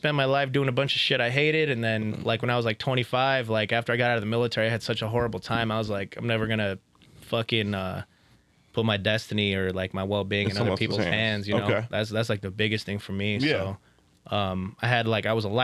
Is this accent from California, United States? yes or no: yes; Rancho Cucamonga, California, United States; also born or lived in Los Angeles, California; now in Las Vegas, United States; I'm from Rancho Cucamonga, California, originally